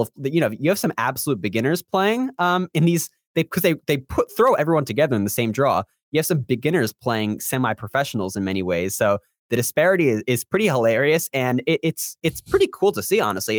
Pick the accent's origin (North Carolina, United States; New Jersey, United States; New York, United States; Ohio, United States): New York, United States; Long Island; also born or lived in Central Florida; now in Florida, United States; I'm from Long Island